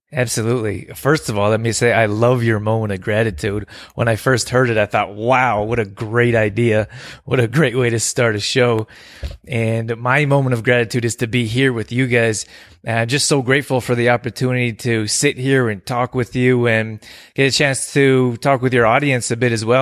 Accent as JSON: {"language": "English", "country": "Canada", "tie": "born or raised there", "also_born_or_lived": "California", "said": "I grew up here in Canada"}